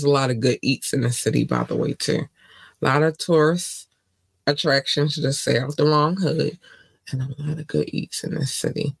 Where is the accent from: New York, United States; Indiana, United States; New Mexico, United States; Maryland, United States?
Maryland, United States; Baltimore; I grew up in Baltimore.